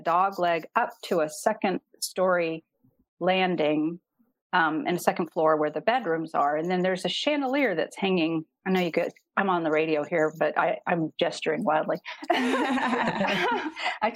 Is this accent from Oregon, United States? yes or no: no; San Diego, California, United States; moved away as an adult; also born or lived in Massachusetts; I grew up in San Diego